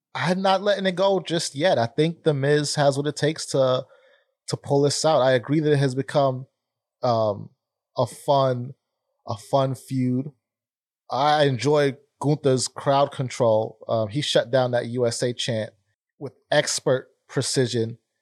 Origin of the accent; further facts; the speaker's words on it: New York, United States; now in Philadelphia, United States; a New Yorker through and through